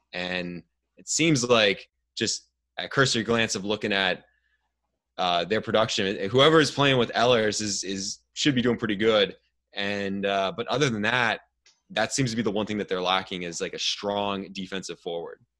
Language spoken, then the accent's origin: English; outside of Cleveland, Ohio, United States; now in Ontario, Canada; I grew up outside of Cleveland